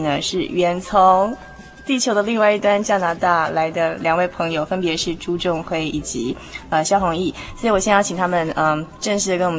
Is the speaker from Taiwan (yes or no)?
yes; Taiwan; 是不是你们觉得在那边生活上比较说跟我们台湾人有哪些比较大的差异？